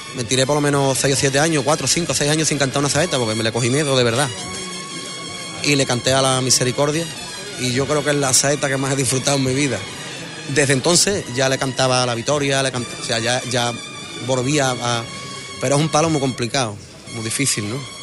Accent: Huelva, Andalusia, Spain; en mi barrio, yo me crié aquí con mi abuela

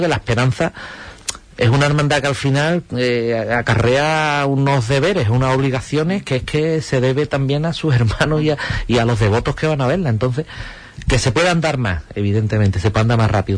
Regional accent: Huelva, Andalusia, Spain; Yo he vivido y nacido toda la vida al lado de, la placeta, toda mi vida

